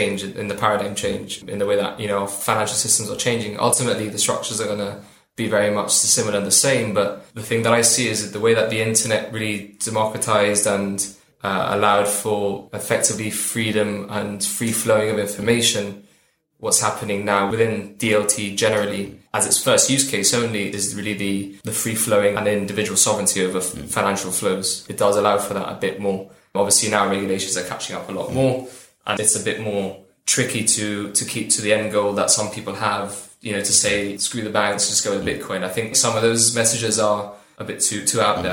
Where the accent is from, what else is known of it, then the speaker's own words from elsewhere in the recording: Gibraltar; also born or lived in Cardiff / London; I'm from Gibraltar and I've gone to school in Gibraltar all the way through Bayside